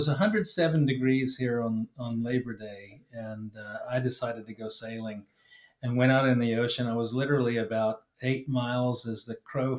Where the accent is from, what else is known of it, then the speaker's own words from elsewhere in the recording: the South, United States; moved away; growing up in the South